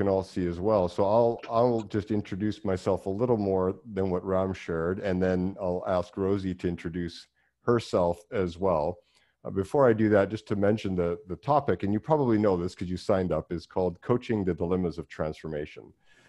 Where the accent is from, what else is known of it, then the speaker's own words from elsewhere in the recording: Vancouver Island, British Columbia, Canada; I'm from Vancouver Island originally